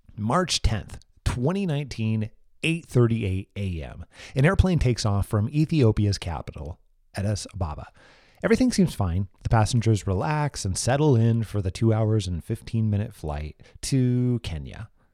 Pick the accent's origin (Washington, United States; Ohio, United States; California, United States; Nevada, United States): Washington, United States; Moses Lake; my hometown, Moses Lake, Washington, where my family and I currently live